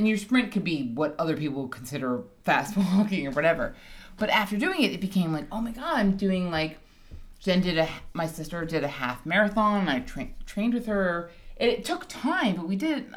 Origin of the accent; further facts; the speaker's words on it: Hawaii, United States; moved away; I grew up in Hawaii